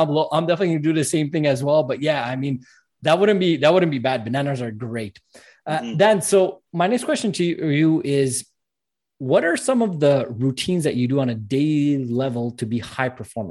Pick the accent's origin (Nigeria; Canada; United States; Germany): Canada; Montreal, Quebec; I'm actually from Montreal, Canada